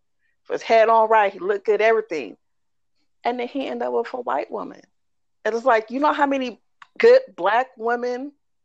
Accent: the Bay Area, California, United States; I'm from the Bay, raised in the Bay

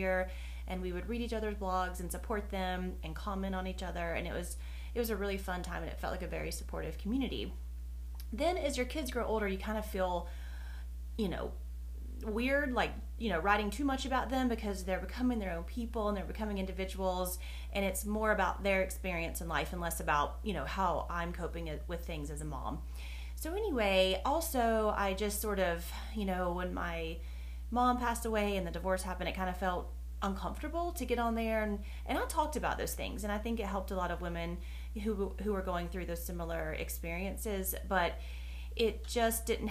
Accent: North Carolina, United States; in the South, I'm from North Carolina, and in the South, most people talk very slowly, and I do not

